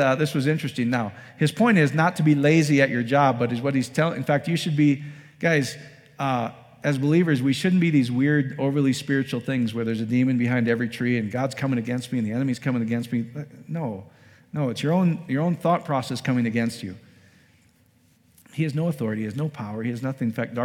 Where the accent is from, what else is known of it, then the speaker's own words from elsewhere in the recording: Iowa, United States; now in Colorado Springs, United States; I grew up in Iowa.